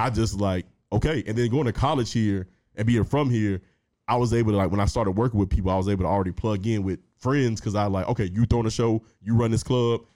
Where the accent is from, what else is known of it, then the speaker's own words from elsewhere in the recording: Henry County, Metro Atlanta, Georgia, United States; also born or lived in East Point, Georgia; I went to school in Henry County, Henry County High School specifically